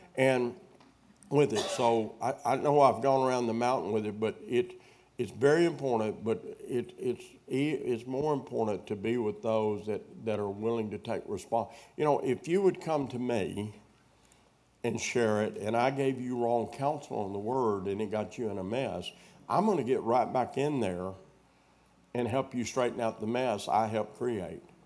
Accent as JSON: {"language": "English", "town": "Wheatley", "region": "Arkansas", "country": "United States", "tie": "born or raised there", "moved": "yes", "said": "my hometown, Wheatley, Arkansas."}